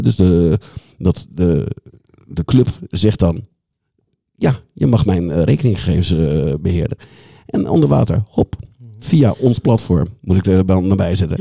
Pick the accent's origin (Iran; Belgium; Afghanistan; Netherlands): Netherlands; The Hague, South Holland; ik kom uit Den Haag, dus af en toe moet ik een, een, eh, een Haagse woord er, eh, eruit laten.